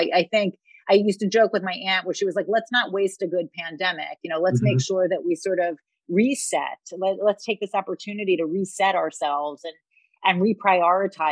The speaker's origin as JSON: {"language": "English", "town": "New York City", "region": "New York", "country": "United States", "tie": "born or raised there", "said": "I grew up in Queens, which is one of the boroughs of New York."}